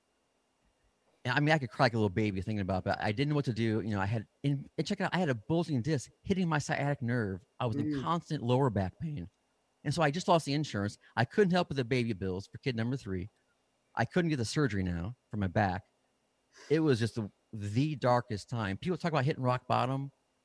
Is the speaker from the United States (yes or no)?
yes; Midwest, United States; moved away as an adult; also born or lived in California / Nashville; I settled down in the Midwest, my hometown area